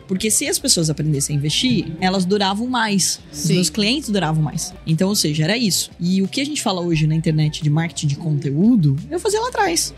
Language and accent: Portuguese; Porto Feliz, São Paulo, Brazil; Sou de Porto Feliz